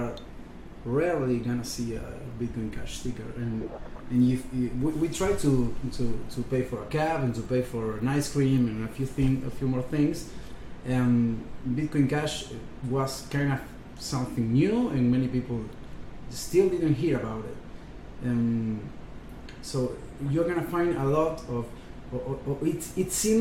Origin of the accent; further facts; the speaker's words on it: Argentina; We came from Argentina